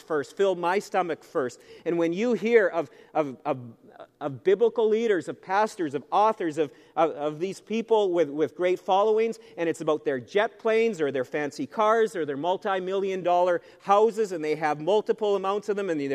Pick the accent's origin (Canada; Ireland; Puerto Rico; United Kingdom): Canada; being a Canadian citizen is something to be treasured. This is a great country to be from.